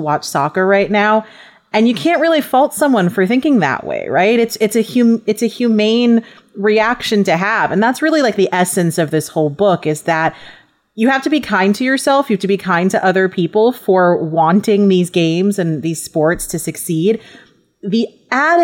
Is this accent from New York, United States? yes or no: yes; New York, United States; moved away; also born or lived in Los Angeles; I'm from New York. I was living in Los Angeles